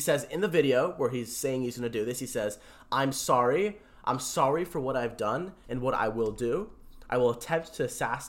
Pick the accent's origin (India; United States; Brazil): India; I'm an Indian Sikh, a Sith.